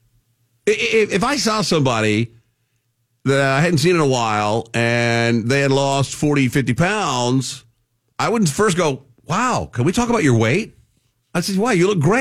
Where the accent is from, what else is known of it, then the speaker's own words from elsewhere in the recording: Texas, United States; I'm born and raised in Texas